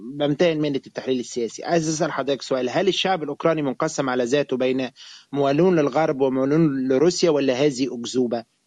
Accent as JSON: {"language": "Arabic", "country": "Egypt", "said": "انا كمواطن مصري عربي"}